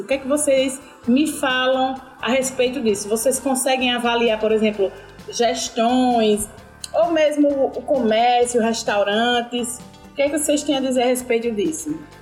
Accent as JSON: {"language": "Portuguese", "town": "Piranhas", "region": "Alagoas", "country": "Brazil", "said": "como eu sou de Piranhas"}